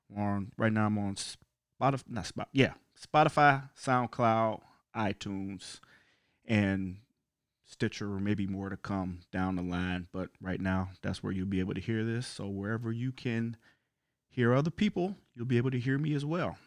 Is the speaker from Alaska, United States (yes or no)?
no; Cleveland, Ohio, United States; now in Chicago, United States; I'm originally from Cleveland, Ohio, but right now I live in the great city of Chicago, Illinois